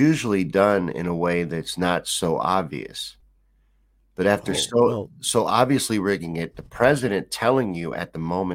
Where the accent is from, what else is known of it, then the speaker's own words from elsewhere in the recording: United States; as an American